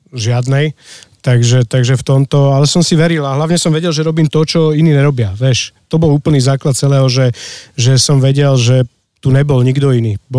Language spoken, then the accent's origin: Slovak; Bratislava, Bratislava Region, Slovakia; now in Lozorno, Slovakia; ja som z Bratislavy